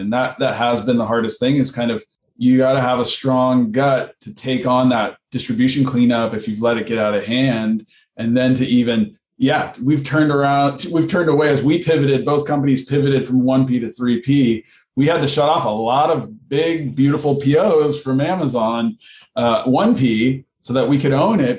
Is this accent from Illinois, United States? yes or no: no; Southern California, United States; I grew up in Southern California. I was a surfer